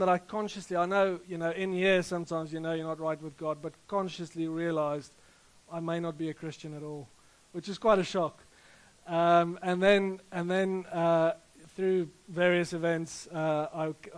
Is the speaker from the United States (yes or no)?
no; Rustenburg, North West, South Africa; moved away; I grew up in South Africa in a little town called Rustenburg, which is close to Johannesburg in the north. And like any self-respecting Afrikaner